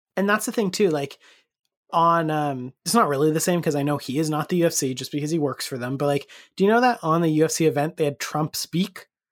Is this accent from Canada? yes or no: yes; Canada; we are Canadian